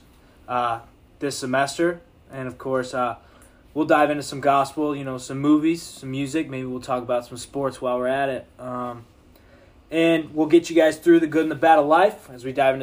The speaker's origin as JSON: {"language": "English", "town": "Grand Rapids", "region": "Michigan", "country": "United States", "said": "I'm from Grand Rapids, Michigan"}